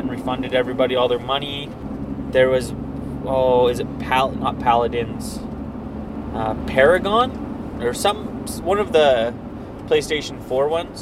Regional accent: Elkford or Sparwood, British Columbia, Canada; we're from Elkford or Sparwood

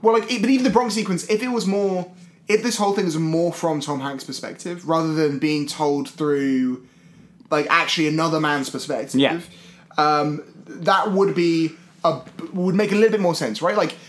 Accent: Scotland, United Kingdom; now in London, United Kingdom; I grew up in Scotland

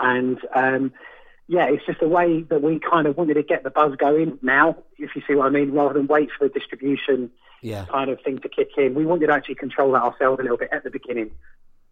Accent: London, United Kingdom; moved away as an adult; also born or lived in Fulham, London; now in Margate, United Kingdom; I was born in Fulham and was raised around Portobello Road quite a lot

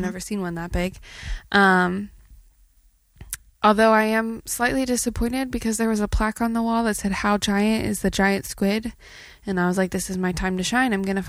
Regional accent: Texas, United States; where are you guys from? We're like, Texas.

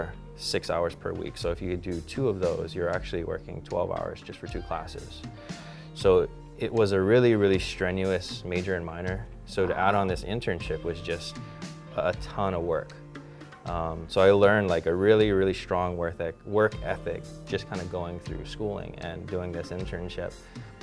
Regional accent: Hawaii, United States; moved away as an adult; growing up in Hawaii in a Japanese family where everybody's close

